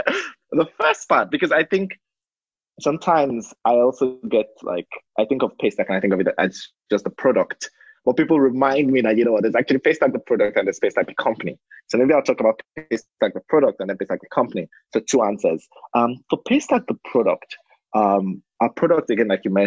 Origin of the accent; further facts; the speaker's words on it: Lagos, Nigeria; I grew up in Lagos, Nigeria. Spent all my life there.